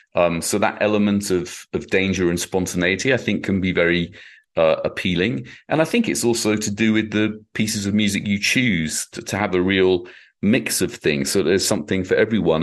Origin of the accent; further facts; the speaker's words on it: United Kingdom; now in United States; My own experience as a, as a Brit